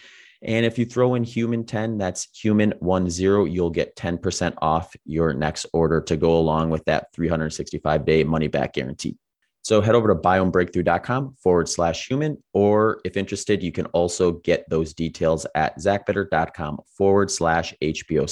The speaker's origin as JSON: {"language": "English", "region": "Wisconsin", "country": "United States", "tie": "born or raised there", "said": "I grew up in Wisconsin"}